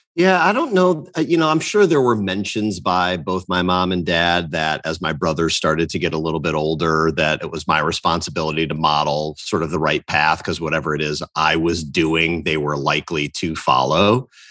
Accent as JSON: {"language": "English", "region": "Northwest Indiana", "country": "United States", "tie": "born or raised there", "said": "born and raised in Northwest Indiana, about a half hour south of Chicago."}